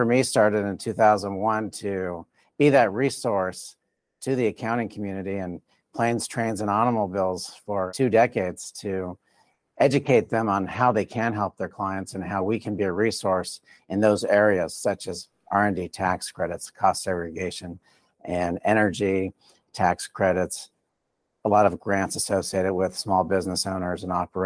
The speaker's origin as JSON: {"language": "English", "region": "South Florida", "country": "United States", "tie": "born or raised there", "also_born_or_lived": "Colorado", "moved": "as an adult", "said": "born and raised in South Florida in a Hispanic community"}